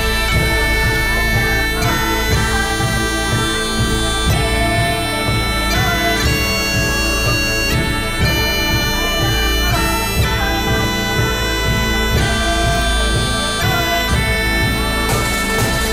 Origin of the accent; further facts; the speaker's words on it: Orkney, Scotland, United Kingdom; I come from Orkney, I'm not supposed to speak any Gaelic at all